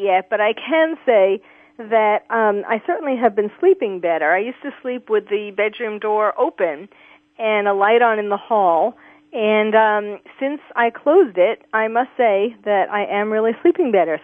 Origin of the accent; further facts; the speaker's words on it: New York, United States; born and raised in New York